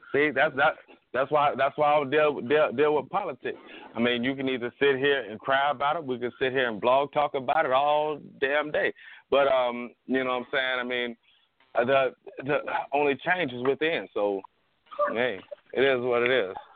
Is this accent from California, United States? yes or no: no; Atlanta, Georgia, United States; I'm from the hood. I'm from Bankhead